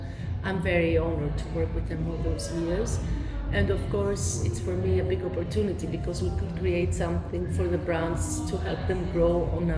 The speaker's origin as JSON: {"language": "English", "town": "Athens", "region": "Attica", "country": "Greece", "moved": "as an adult", "lives_now": "Berlin, Germany", "said": "I am from Athens, from Greece."}